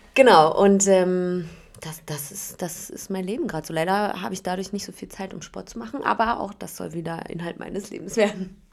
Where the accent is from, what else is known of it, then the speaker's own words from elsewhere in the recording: Berlin, Germany; ich komme aus Berlin tatsächlich